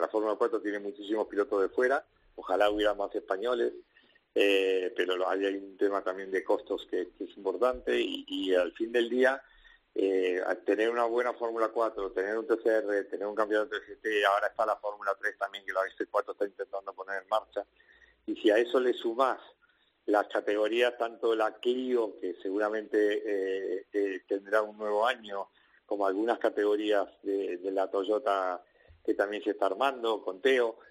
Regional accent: Argentina; moved away as an adult; now in Spain; yo salí hace 20 años de mi país y en mi país, que es Argentina

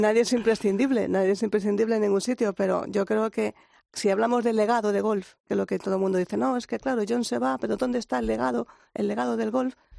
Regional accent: Spain; como española

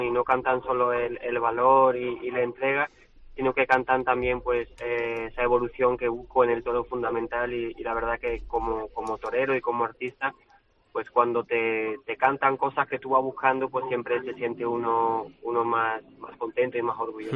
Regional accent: France; mi tierra

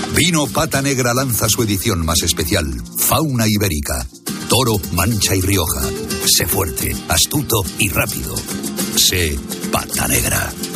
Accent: Israel; now in Spain; Yo soy israelí de nacimiento y español y israelí de corazón.

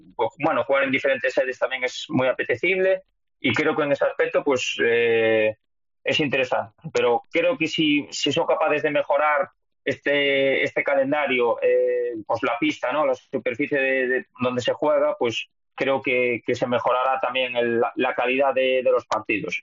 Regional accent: Lugo, Galicia, Spain; accent: Galician; moved away as an adult; also born or lived in Valencia / Tudela; now in Indonesia; soy feliz además que de tener este acento porque representa a mi tierra y a mí me encanta mi tierra, me encanta Lugo

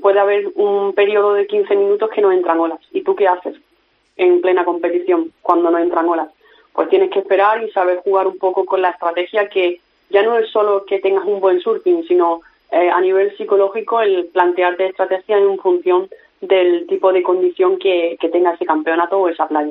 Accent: Spain; soy del Mediterráneo y muy orgullosa

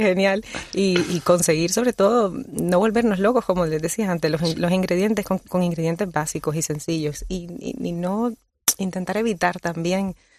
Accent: Colombia; born or raised there; now in Canary Islands, Spain

